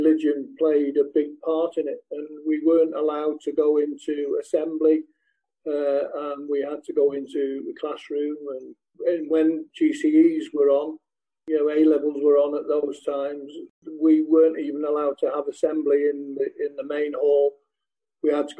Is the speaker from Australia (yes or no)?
no; Sale, North West England, United Kingdom; also born or lived in Manchester; I was born in St. Mary's in Manchester. My mother lived with her mother and father in Sale, which was then Cheshire. It's now Greater Manchester. So I was brought up in Sale